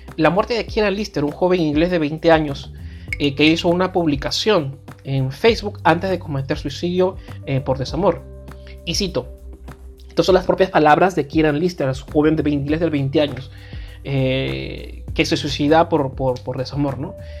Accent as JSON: {"language": "Spanish", "country": "Peru", "tie": "born or raised there", "said": "nací aquí, yo, no lo, yo no lo elegí obviamente, nací en este país"}